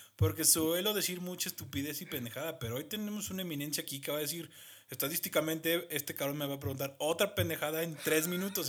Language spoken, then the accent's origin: Spanish; Mexico; como mexicano